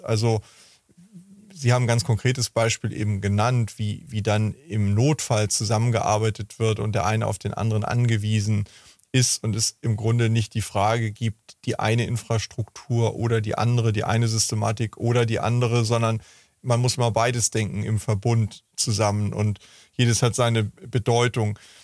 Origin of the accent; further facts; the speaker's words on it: Hamburg, Germany; ich komme ja aus Hamburg